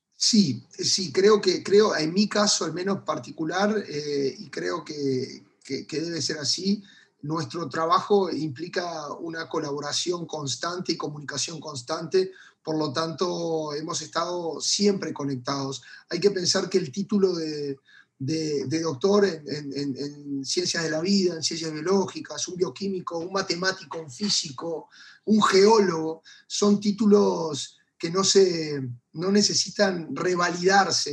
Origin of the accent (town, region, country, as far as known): Uruguay